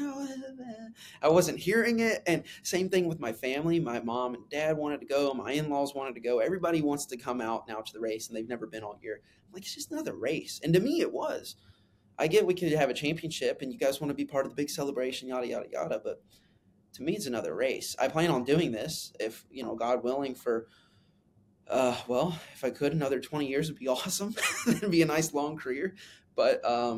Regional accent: Kentucky, United States; I grew up in Kentucky

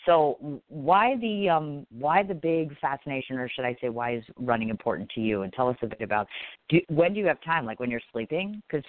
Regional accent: Midwest, United States; I'm a Midwesterner, so I'm still getting used to New York City climate.

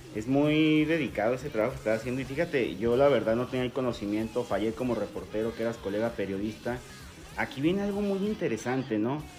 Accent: Mexico; yo soy mexicano también

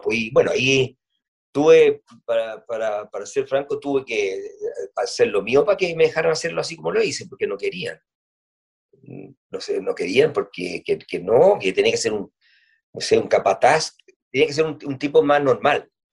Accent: Punta Arenas, Magallanes and Chilean Antarctica, Chile; yo soy de Punta Arena

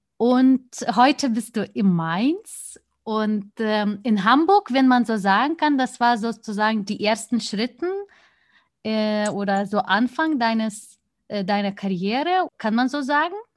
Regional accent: Lithuania; moved away; mein Heimatland

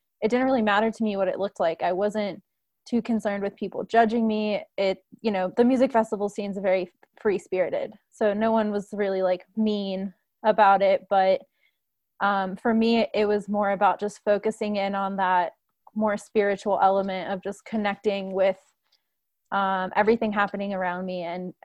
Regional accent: Washington, District of Columbia, United States; now in Denver, United States; I grew up in Washington, D.C.

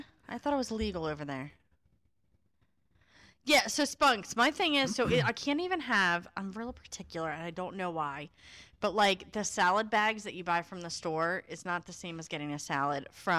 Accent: New Jersey, United States; accent: New Jersey; now in Pennsylvania, United States; I'm from New Jersey, so Varsilla always makes fun of, oh, it only comes out now when I'm, like, mad, my fucking New Jersey accent

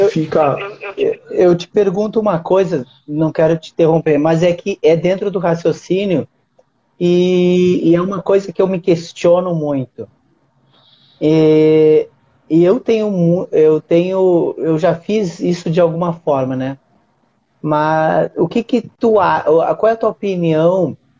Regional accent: Uruguaiana, Rio Grande do Sul, Brazil; now in Rio de Janeiro, Brazil; que é a Liga Uruguaianense de Basquete, que é a cidade onde eu nasci

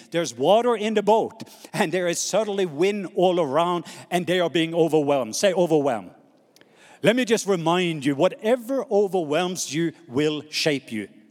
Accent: Norway; accent: Norwegian; English is a second language; moved away; my Norwegian accent

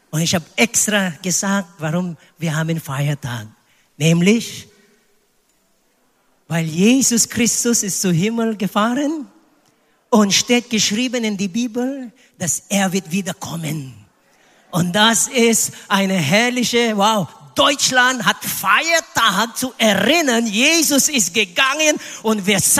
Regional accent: Philippines; German is a second language; Candy war eine Straßenkind auf den Philippinen. Leider in meiner Heimat es gibt Straßenleute und Straßenkinder.

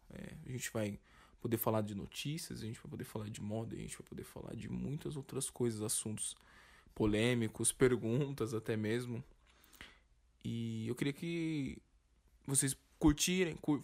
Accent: São Paulo, Brazil; E a gente é de São Paulo

